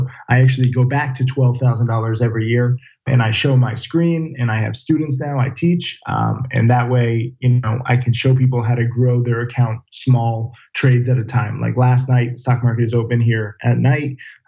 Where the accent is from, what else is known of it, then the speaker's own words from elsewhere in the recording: Orange, Connecticut, United States; Orange, Connecticut.